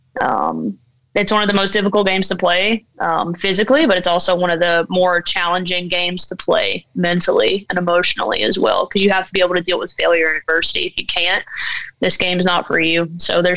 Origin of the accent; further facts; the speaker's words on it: Alabama, United States; now in Fort Pierce, United States; Growing up in Alabama, and especially in a really small town